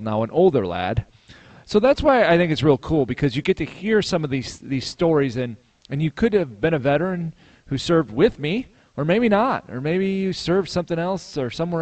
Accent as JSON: {"language": "English", "town": "Chicago", "region": "Illinois", "country": "United States", "tie": "born or raised there", "moved": "as an adult", "said": "I grew up in the Chicago area"}